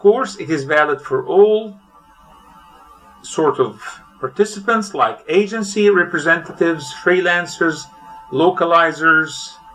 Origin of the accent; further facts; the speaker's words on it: Cairo, Cairo Governorate, Egypt; I am from Cairo, Egypt.